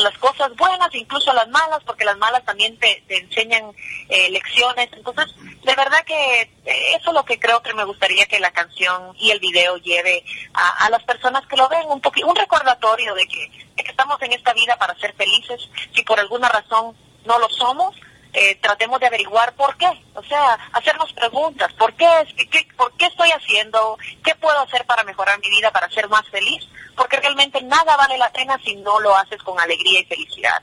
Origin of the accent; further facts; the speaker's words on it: New Jersey, United States; moved away as an adult; now in Guatemala; yo soy del área de Nueva Jersey, Nueva, Nueva York, Nueva Jersey